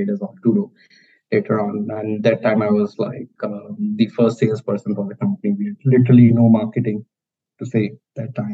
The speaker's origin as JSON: {"language": "English", "country": "India", "tie": "born or raised there", "said": "I'm I'm born and brought up in India"}